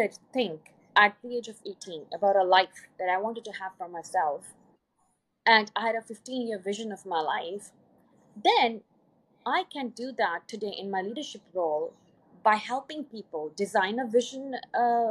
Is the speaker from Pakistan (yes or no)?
yes; Pakistan; moved away as an adult; also born or lived in Poland; I was from Pakistan